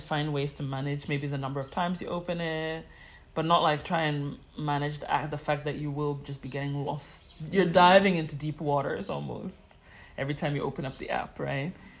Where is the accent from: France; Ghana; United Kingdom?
Ghana; also born or lived in New York; as a Ghanaian who wants to be in Ghana